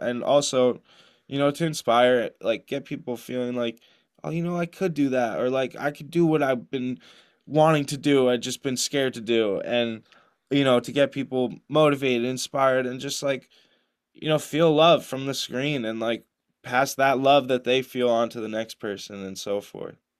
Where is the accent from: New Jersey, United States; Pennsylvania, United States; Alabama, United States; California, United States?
New Jersey, United States; I grew up in New Jersey